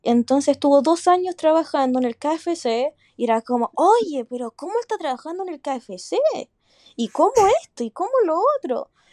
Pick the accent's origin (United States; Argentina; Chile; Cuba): Chile; moved away as an adult; now in Sydney, Australia; mi país, que es Chile